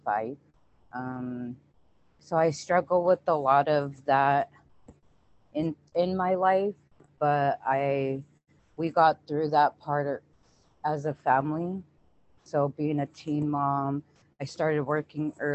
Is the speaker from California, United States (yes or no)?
no; Wapato, Washington, United States; I'm from Waupato, Washington, born and raised